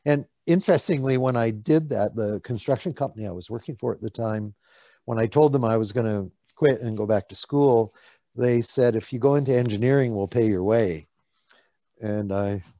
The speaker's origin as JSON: {"language": "English", "region": "Northern Alberta", "country": "Canada", "tie": "born or raised there", "moved": "as an adult", "lives_now": "West Vancouver, Canada", "said": "I was raised in Northern Alberta in podunk little towns"}